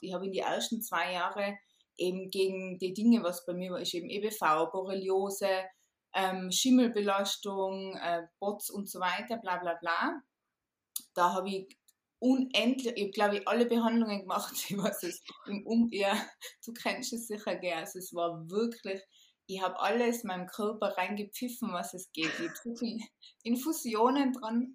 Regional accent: Tyrol, Austria; ich bin aus Tirol

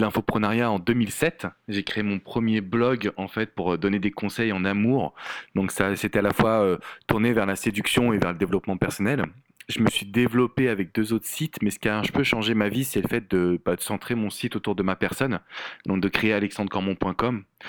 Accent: France; accent: French; moved away as an adult; now in United States; il faut que les gens ils acceptent mon accent français

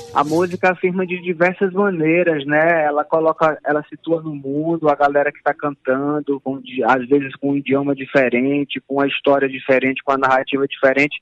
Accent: Roraima, Brazil; Minha infância e minha adolescência foi no Roraima

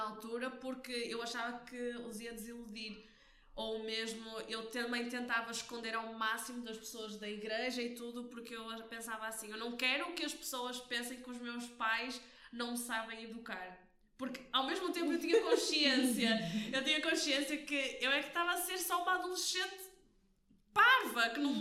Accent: Porto, Norte, Portugal; sou daqui do Porto

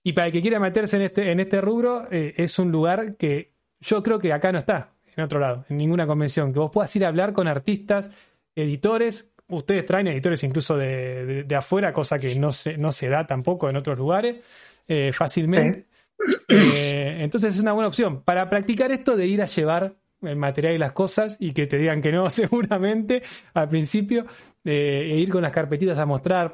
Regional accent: Buenos Aires, Argentina; yo soy de Buenos Aires

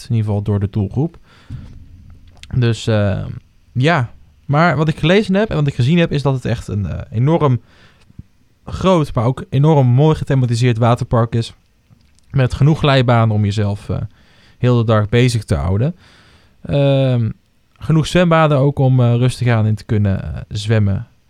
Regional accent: Netherlands; ik ben toch Hollander

